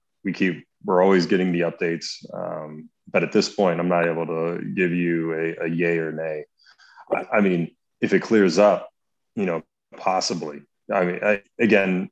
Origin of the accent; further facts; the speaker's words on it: Spring, Texas, United States; moved away; I grew up in Spring, Texas